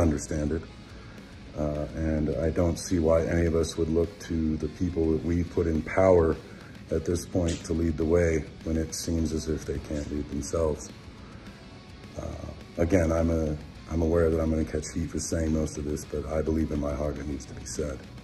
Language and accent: English; United States; We are American